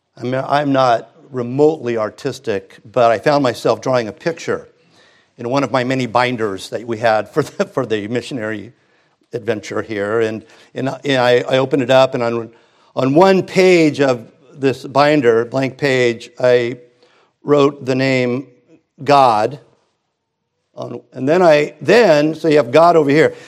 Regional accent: Hermosa Beach, California, United States; grew up in Hermosa and Redondo

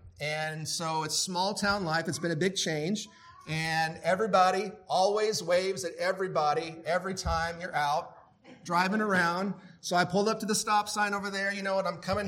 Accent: Indiana, United States; I was born and raised in Indiana.

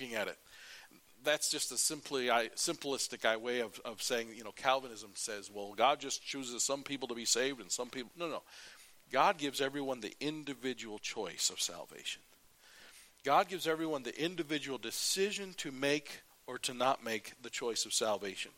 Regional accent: United States; as an American

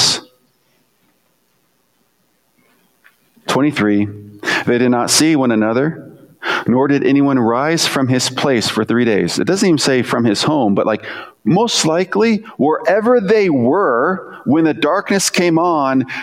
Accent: United States; as an American

